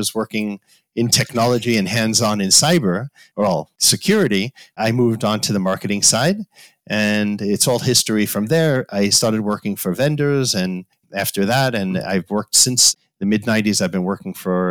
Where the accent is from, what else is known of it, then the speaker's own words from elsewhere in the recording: New York, United States; moved away as an adult; also born or lived in Los Angeles, United States; now in Tel Aviv, Israel; I grew up in New York and I moved out to Los Angeles after a few years at Solomon